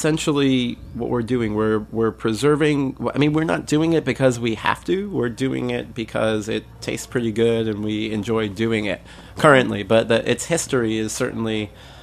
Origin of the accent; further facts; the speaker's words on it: New York City, New York, United States; I grew up in Bensonhurst in Brooklyn